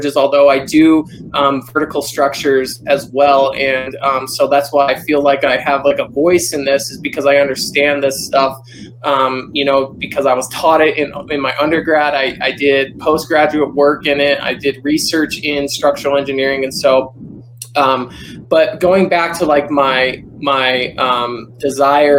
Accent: Albuquerque, New Mexico, United States; also born or lived in Rapid City, South Dakota / Helena, Montana; I grew up in Albuquerque, New Mexico, born and raised. I lived in Rapid City, South Dakota for a few years, but mostly here in Albuquerque

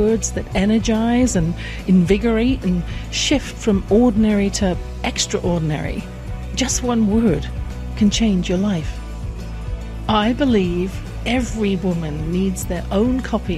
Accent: England, United Kingdom; I grew up in England in a house with a flow of negative comments

